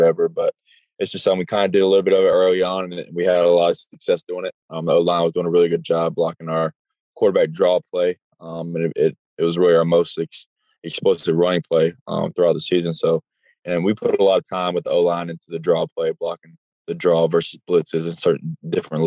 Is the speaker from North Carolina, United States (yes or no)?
yes; Charlotte, North Carolina, United States; back in my hometown